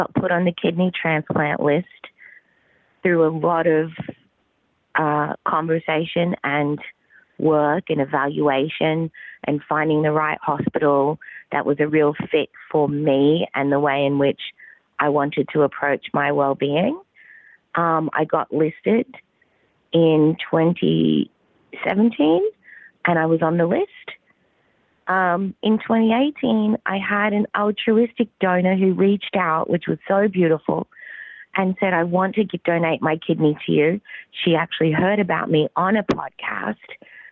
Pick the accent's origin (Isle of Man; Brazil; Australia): Australia; accent: Australian; also born or lived in Southern California; now in California, United States; I was born and bred in the Australian outback.